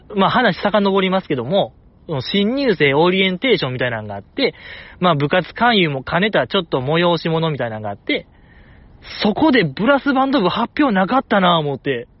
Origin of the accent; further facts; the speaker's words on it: Osaka, Japan; 大阪生まれ、大阪育ちの人間が東北かぶれになる